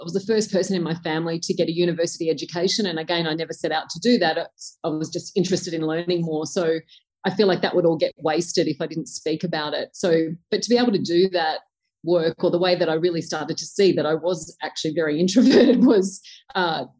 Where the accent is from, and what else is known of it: Tamworth, New South Wales, Australia; born or raised there